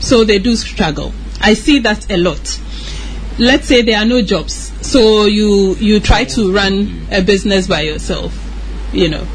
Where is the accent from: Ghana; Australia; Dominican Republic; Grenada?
Ghana; moved away as an adult; also born or lived in United States; I was born in Ghana, grew up in Ghana